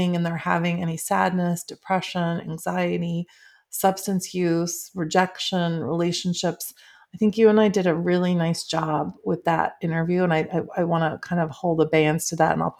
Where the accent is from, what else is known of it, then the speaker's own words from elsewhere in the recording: Midwest, United States; now in Southern California, United States; I grew up in the Midwest